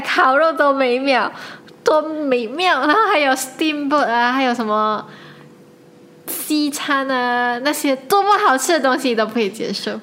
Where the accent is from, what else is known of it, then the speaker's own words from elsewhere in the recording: Malaysia; 我一直做一个马来西亚人